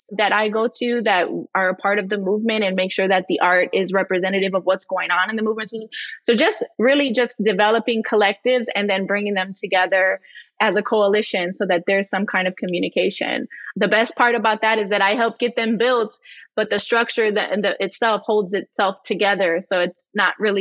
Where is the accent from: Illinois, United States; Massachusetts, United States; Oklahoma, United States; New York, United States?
Illinois, United States; Chicago; I'm from Chicago and I live in one of these communities